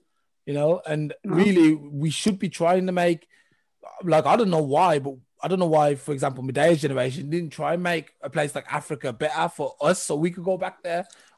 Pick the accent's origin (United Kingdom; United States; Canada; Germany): United Kingdom; England; I'm from England.